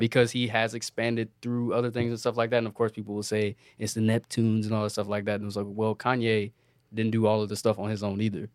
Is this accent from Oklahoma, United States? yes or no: no; Virginia, United States; I'm also from Virginia